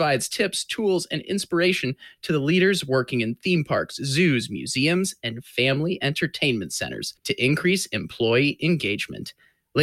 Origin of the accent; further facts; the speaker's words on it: St. Louis, Missouri, United States; my hometown of Six Flags St. Louis when I was, like, in kindergarten.